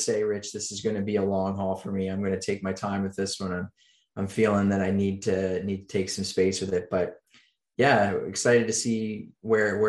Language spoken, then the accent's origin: English; Oxford, Nova Scotia, Canada; I grew up in Eastern Canada, a little town called Oxford, Nova Scotia